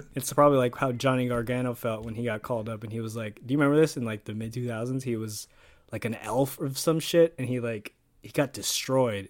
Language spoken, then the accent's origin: English; Canada; Us Canadians stick together.